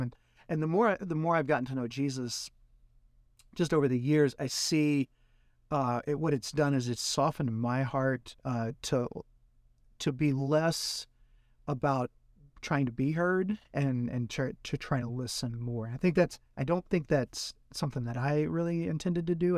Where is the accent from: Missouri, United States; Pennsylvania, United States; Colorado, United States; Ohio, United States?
Missouri, United States; Jackson; also born or lived in Oregon; now in St. Louis, United States; I'm originally from Jackson, Missouri